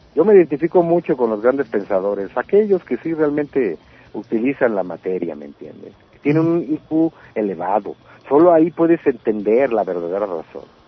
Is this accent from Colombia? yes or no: no; Baja California, Mexico; moved away as an adult; now in Mexico City, Mexico; como en Baja California mismo. Sí. O sea, mi tierra